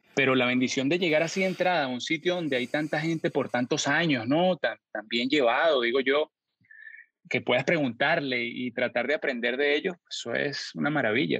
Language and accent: Spanish; San Antonio de los Altos, Miranda, Venezuela; born or raised there; also born or lived in Caracas; now in United States